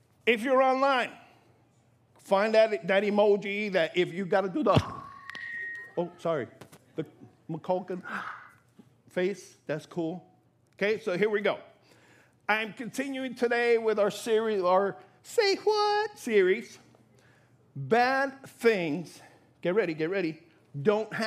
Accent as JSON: {"language": "English", "region": "New York", "country": "United States", "moved": "yes", "lives_now": "Florida, United States", "said": "I'm from New York"}